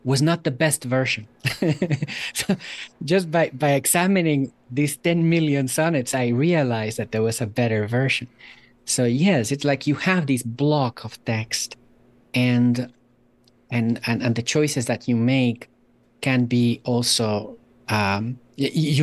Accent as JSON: {"language": "English", "country": "Guatemala", "tie": "born or raised there", "also_born_or_lived": "Germany", "moved": "yes", "lives_now": "Salem, United States", "said": "I was born in Germany. I grew up in Guatemala. I am now an American citizen"}